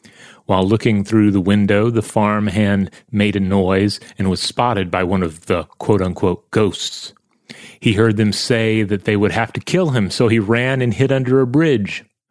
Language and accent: English; Wales, United Kingdom; Anyway, growing up in South Wales, we have a very rich history of legends.